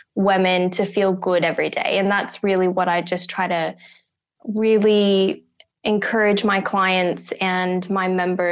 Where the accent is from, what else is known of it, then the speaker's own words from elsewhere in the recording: United States; moved away as an adult; now in Australia; Born and raised in America, in small town America